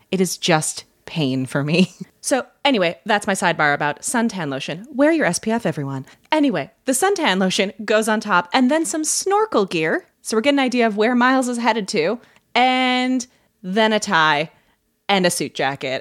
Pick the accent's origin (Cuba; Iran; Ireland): Ireland; I'm Irish